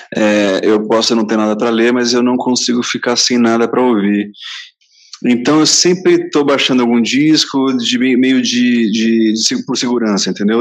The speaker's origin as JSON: {"language": "Portuguese", "town": "Santos", "region": "São Paulo", "country": "Brazil", "also_born_or_lived": "Rio de Janeiro", "said": "eu sou paulista de Santos"}